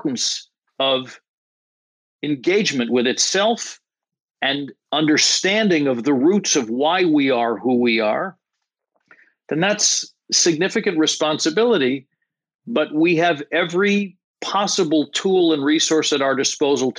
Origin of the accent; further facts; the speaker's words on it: New York area, United States; I'm born and raised in the New York area